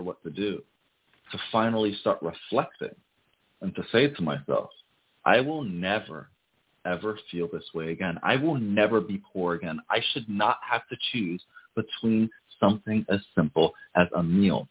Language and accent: English; Passaic, New Jersey, United States; also born or lived in Paterson, New Jersey; I grew up in the hood. I'm from Passaic, New Jersey, Paterson, New Jersey.